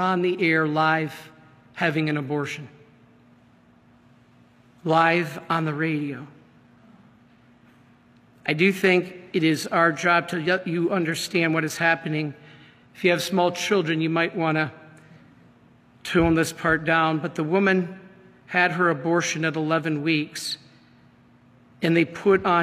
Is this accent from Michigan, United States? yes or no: yes; Michigan, United States; I'm from Michigan